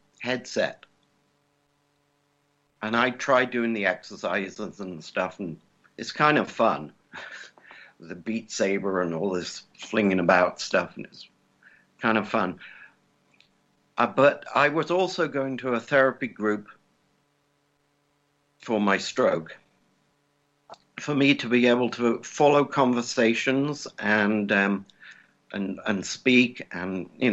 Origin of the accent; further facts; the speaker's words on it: England, United Kingdom; also born or lived in California; now in Indiana, United States; I'm English. So I lived in California for a while.